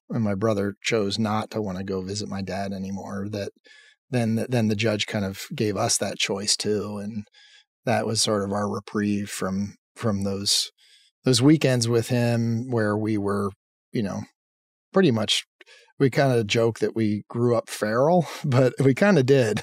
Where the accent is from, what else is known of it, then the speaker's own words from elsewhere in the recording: Lancaster, Pennsylvania, United States; I grew up in Pennsylvania in a town called Lancaster